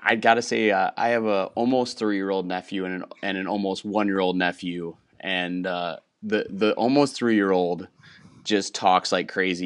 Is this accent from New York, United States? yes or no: no; Wisconsin, United States; moved away as an adult; also born or lived in Houston, Texas; I grew up in Wisconsin, and I'm, I'm back living about an hour from where I grew up after eight years in Houston